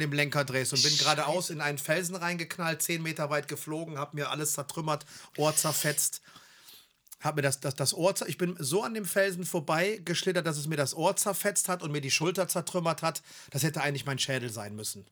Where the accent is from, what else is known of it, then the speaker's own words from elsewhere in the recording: Germany; wir sind aus Deutschland